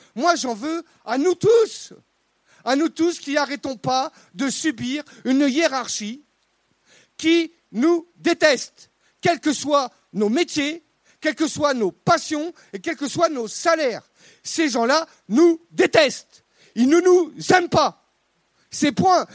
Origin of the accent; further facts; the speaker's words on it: Brittany, France; je, suis breton, hein, indépendantiste